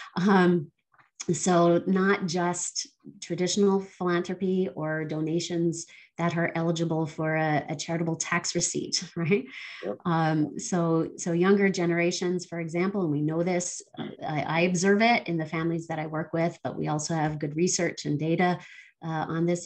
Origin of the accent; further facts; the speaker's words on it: Barbados; now in Canada; I was born here in Canada, um, but I spent uh, a number of my formative years in Barbados uh, in the Caribbean